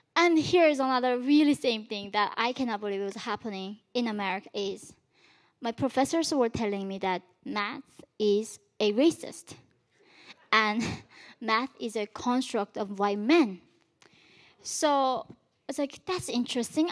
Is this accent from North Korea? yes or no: yes; North Korea; now in United States; When I was born in North Korea, we did not even have the word for love or freedom